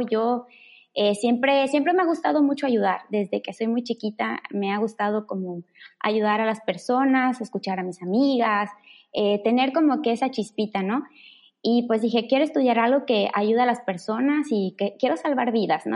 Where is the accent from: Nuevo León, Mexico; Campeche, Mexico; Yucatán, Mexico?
Yucatán, Mexico; Mérida; soy orgullosamente yucateca, originaria de Mérida